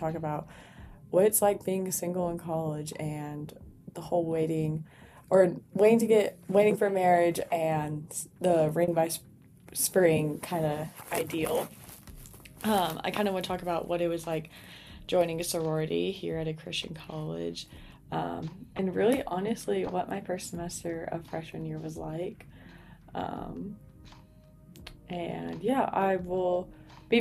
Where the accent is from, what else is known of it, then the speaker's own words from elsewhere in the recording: New Braunfels, Texas, United States; moved away as an adult; now in Abilene, United States; I was born and raised in New Braunfels, Texas